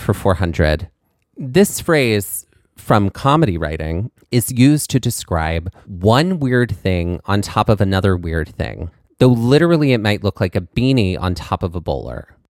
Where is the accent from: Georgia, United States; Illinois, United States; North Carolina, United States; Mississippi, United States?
Mississippi, United States; growing up in Mississippi, it was a lot of country music